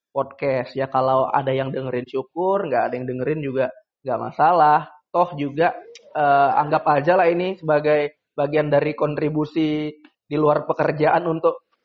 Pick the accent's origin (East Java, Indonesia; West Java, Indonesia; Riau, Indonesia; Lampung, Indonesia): Riau, Indonesia; Dumai; kebetulan saya juga putra daerah Kota Dumai dan bekerja untuk Kota Dumai dan uh, berkontribusi juga untuk Kota Dumai.